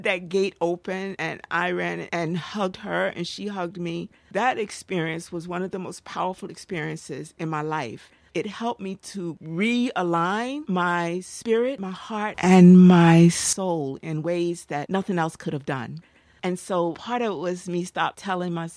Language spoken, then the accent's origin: English; Newark, New Jersey, United States; also born or lived in North Carolina; I grew up in Newark, New Jersey